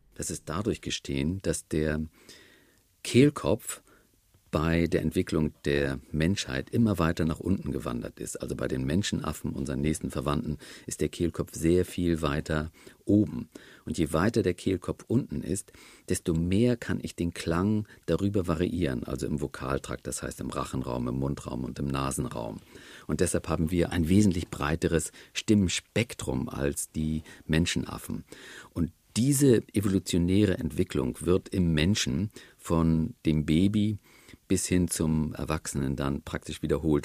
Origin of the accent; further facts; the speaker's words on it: the North, Northern Germany, Germany; Im Norden, wo ich herkomme